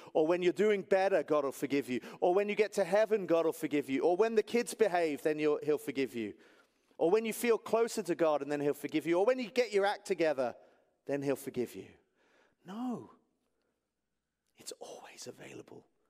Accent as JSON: {"language": "English", "region": "England", "country": "United Kingdom", "moved": "yes", "said": "I'm from England."}